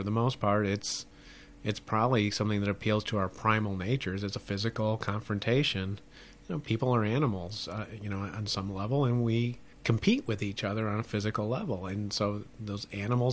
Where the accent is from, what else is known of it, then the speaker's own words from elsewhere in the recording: Midwest, United States; I grew up in the Midwest